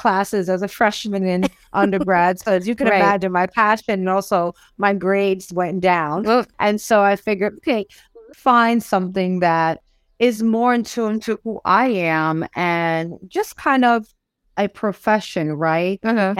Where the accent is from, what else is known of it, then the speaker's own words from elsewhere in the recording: New York City, New York, United States; now in San Juan, Puerto Rico; I'm originally from the Bronx, New York.